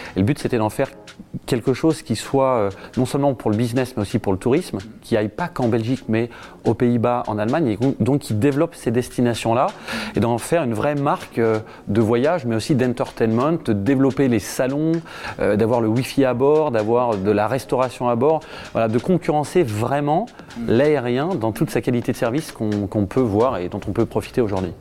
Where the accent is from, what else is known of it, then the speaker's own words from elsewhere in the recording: Le Havre, Normandy, France; also born or lived in Harfleur; C'est là où je suis né, c'est là où j'ai grandi, c'est là où j'ai encore toutes mes attaches